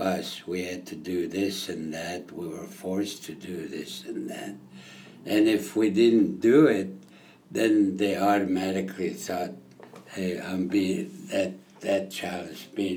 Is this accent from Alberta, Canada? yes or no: yes; Blood Reserve, Alberta, Canada; also born or lived in California / Phoenix, Arizona; I'm from the Blood Reserve